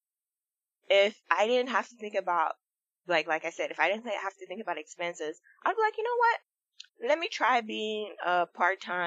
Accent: Nigeria; I grew up in Nigeria

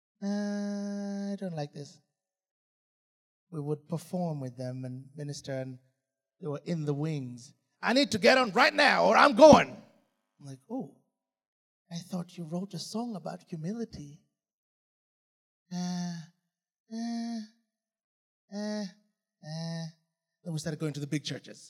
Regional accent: Uganda; moved away as an adult; also born or lived in England / United States; We're not British. We're Ugandans.

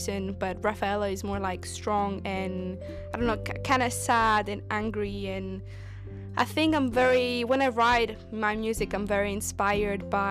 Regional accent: Cyprus; now in London, United Kingdom; I'm from Cyprus, based in London at the moment.

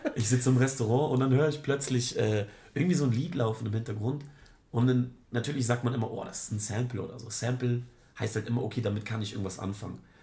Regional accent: Germany; ich komme von der schönen Ostsee

